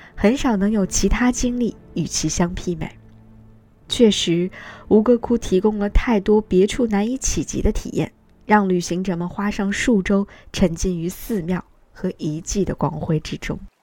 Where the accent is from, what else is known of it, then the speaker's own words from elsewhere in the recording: China; 我们中国人